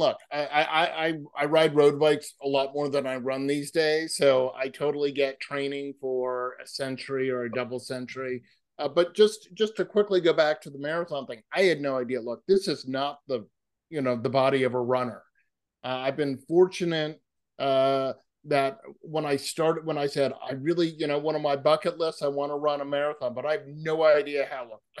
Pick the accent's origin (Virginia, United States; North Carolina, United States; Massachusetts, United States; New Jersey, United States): Massachusetts, United States; I grew up on the East Coast, where street signs are incredibly small versus California, where they're wonderfully myopically large and you can see them. So I grew up in Massachusetts